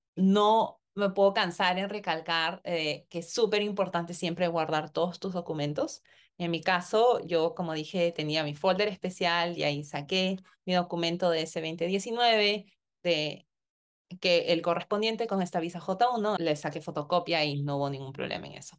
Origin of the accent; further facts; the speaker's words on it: Peru; moved away as an adult; also born or lived in Connecticut, United States; now in United States; yo tenía que volver a mi país de origen, en mi caso Perú